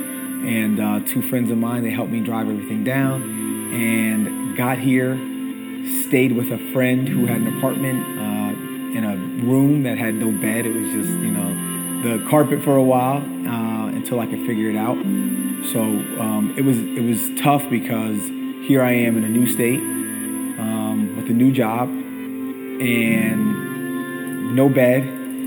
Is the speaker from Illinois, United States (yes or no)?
no; New Jersey, United States; moved away; I grew up in New Jersey